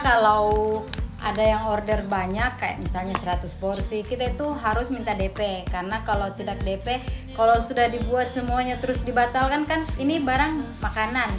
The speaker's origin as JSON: {"language": "Indonesian", "town": "Palu", "region": "Central Sulawesi", "country": "Indonesia", "said": "Asal saya dari Palu, Sulawesi Tengah"}